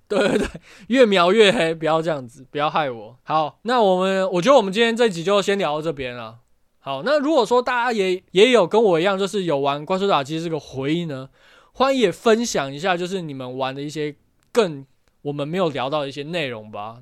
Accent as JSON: {"language": "Chinese", "country": "Taiwan", "said": "但是台湾我们好像比较少。可是我记得我小时候在乡下的时候，我们会抓蚱蜢，"}